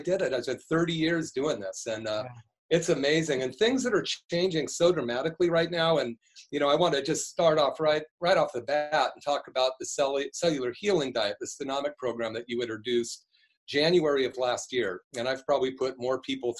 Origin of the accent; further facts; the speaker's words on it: Berkeley, California, United States; I grew up in Berkeley in the 60s